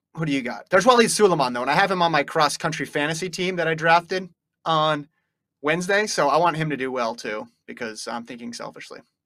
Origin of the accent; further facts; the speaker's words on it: United States; I grew up in the United States where the leaves were changing colors